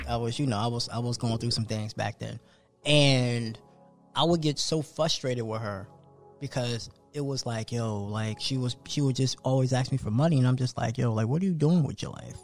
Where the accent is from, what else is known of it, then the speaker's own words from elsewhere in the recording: New Jersey, United States; moved away; I grew up on Wawa back in Jersey. So Wawa to me is like home.